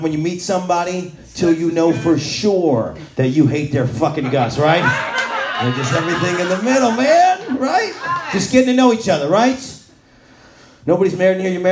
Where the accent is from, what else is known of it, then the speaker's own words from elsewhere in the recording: New York, United States; now in Hoboken, United States; I'm from New York, yeah. I grew up in upstate New York. I live in Hoboken now.